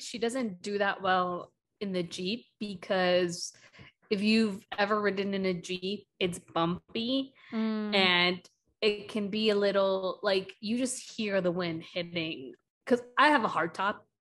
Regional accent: Milwaukee, Wisconsin, United States; also born or lived in Madison / New York City; Milwaukee, where mm. like you know my mom is from or lives, uh, and where I you know spent the majority of my life growing right. up there

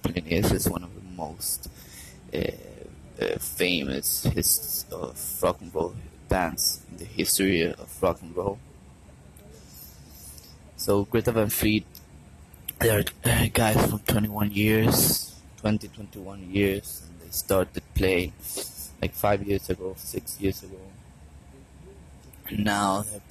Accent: Caracas, Capital District, Venezuela; I'm from Caracas, Venezuela

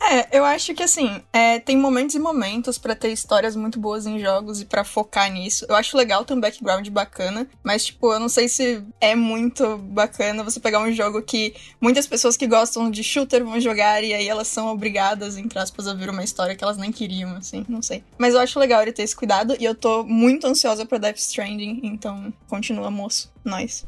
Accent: Vale do Paraíba, São Paulo, Brazil; Eu venho do Vale do Paraíba também

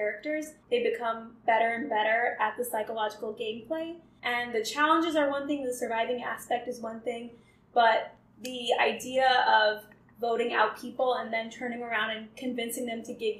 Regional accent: Bay Area, Northern California, United States; moved away; also born or lived in Houston, Texas; I'm originally from Northern California, from the Bay Area

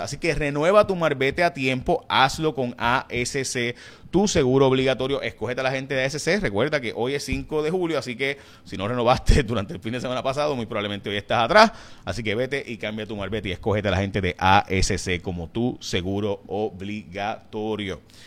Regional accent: San Lorenzo, Puerto Rico; de San Lorenzo, mi pueblo

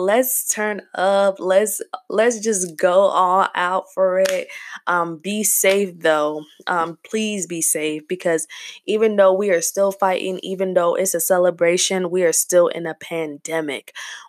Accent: South Africa; also born or lived in Zambia; I'm from South Africa. My parents, I was born in Zambia, so technically I'm Zambian, but I still refer to myself as South African.

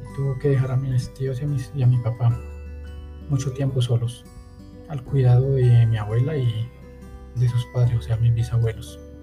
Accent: Colombia; aquí en Colombia

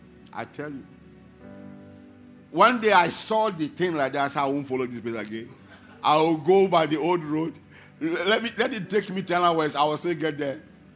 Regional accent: Ghana; moved away; And where my friend and I, the two of us, we left Ghana together, and we're in a 404 car.

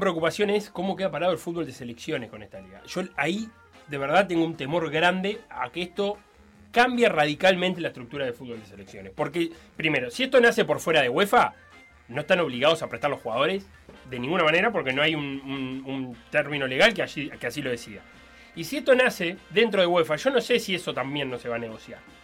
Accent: Uruguay

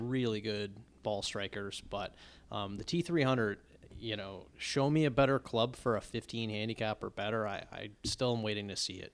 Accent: Longmeadow, Massachusetts, United States; I'm from Long Meadow, Massachusetts, not far from Chicopee, Mass

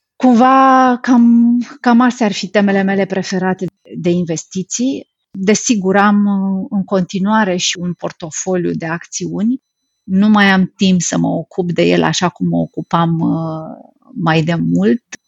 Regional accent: Romania; pentru noi ca și români

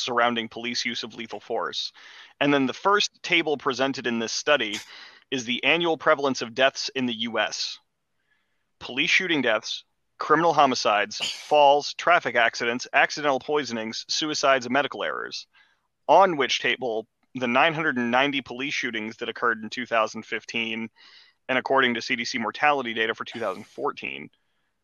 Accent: Prince George's County, Maryland, United States; I grew up in Prince George's County, Maryland, growing up as a white dude

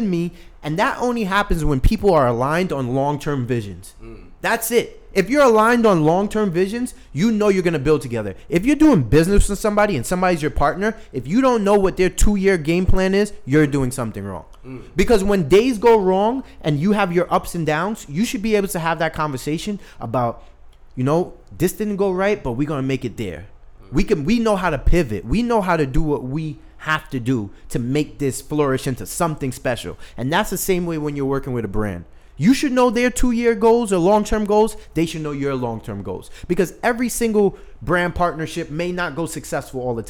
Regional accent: New York City, New York, United States; also born or lived in Saint Vincent and the Grenadines; I grew up in Brooklyn

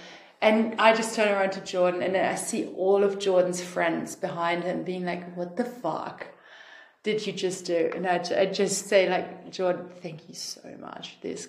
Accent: Australia; Like I'm from Australia, she's from Germany.

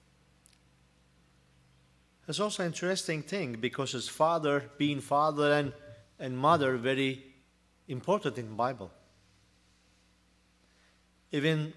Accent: Turkey; English is a second language; moved away as an adult; now in United States; I'm Turkish. And almost 1 year, I'm United States. And I am hoping to turn back to my country someday.

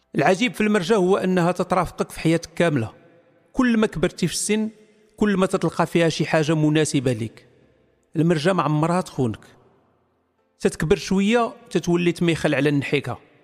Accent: Morocco; انا مغربي

